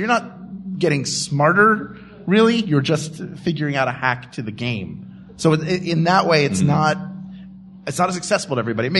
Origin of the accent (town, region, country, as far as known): Philadelphia, Pennsylvania, United States; born or raised there